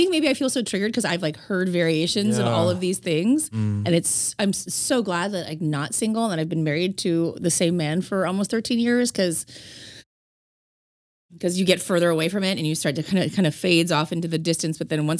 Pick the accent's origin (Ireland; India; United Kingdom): India; Are you feather Indian or the dot Indian when they find out I'm Indian?